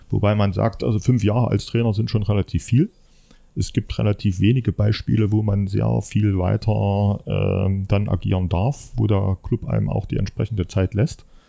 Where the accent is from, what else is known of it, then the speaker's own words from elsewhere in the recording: Leipzig, Saxony, Germany; moved away as an adult; now in Erfurt, Germany; ich stamme aus dem Leipziger Umfeld